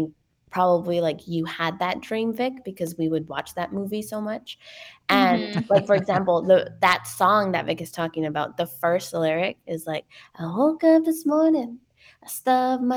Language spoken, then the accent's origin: English; Ciudad Juárez, Chihuahua, Mexico; Juarez, which is where I was born in Mexico